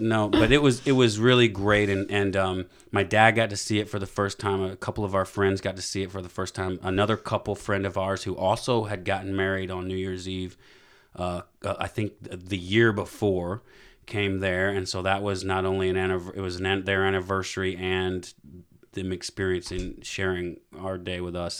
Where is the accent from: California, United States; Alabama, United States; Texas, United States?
Alabama, United States; I'm from Alabama